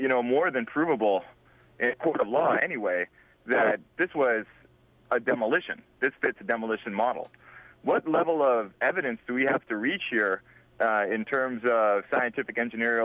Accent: Vancouver, British Columbia, Canada; I was born in Vancouver

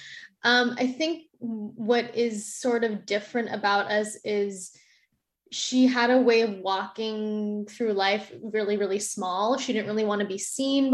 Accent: Winnipeg, Manitoba, Canada; moved away as an adult; also born or lived in Victoria; now in Vancouver, Canada; I'm originally from Winnipeg, but I moved for theater school. I moved to Victoria

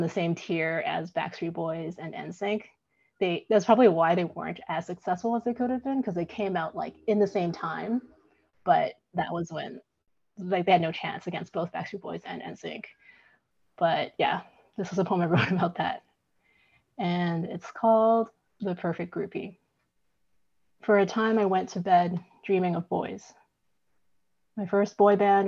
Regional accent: Vancouver, British Columbia, Canada; also born or lived in Hong Kong; now in Midland, Canada; I was born in Hong Kong, and my family immigrated to Vancouver when I was about 4 or 5. So yeah, I grew up in Vancouver.

